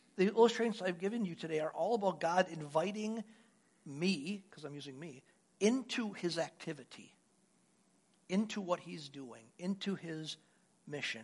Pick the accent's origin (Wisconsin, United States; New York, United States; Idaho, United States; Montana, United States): Wisconsin, United States; moved away as an adult; also born or lived in Louisiana; I'm from Wisconsin